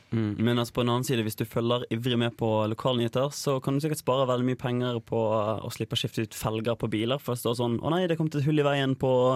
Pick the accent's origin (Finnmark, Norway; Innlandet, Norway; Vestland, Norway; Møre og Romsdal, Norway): Vestland, Norway; Os; moved away as an adult; now in Trondheim, Norway; født og oppvokst i Os